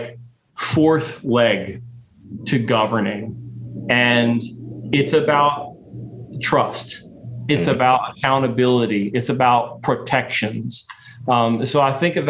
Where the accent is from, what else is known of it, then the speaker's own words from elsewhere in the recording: Baltimore, Maryland, United States; growing up in Baltimore